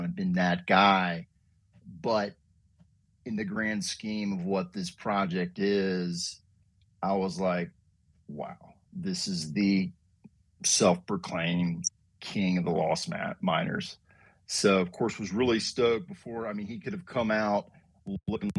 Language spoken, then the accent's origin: English; North Carolina, United States; growing up in North Carolina